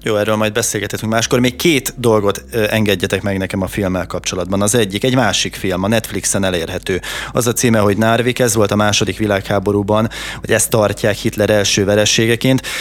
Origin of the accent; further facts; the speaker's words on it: Tata, Komárom-Esztergom, Hungary; én tataiként